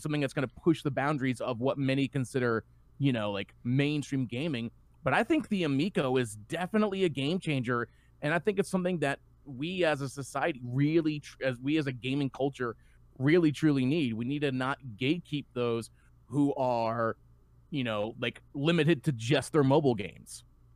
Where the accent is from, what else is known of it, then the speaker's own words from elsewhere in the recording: the South, Southern United States, United States; accent: Southern; my Southern accent just came out.